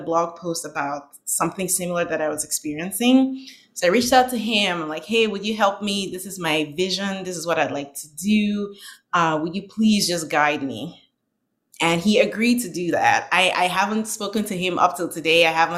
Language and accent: English; Northern Nigeria, Nigeria; moved away as an adult; now in United States; I was born and raised in Nigeria